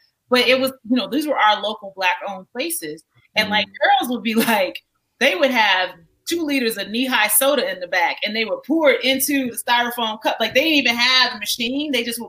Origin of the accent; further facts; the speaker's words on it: Chicago, Illinois, United States; moved away as an adult; also born or lived in New York; now in Colorado, United States; when I was a kid growing up in Chicago.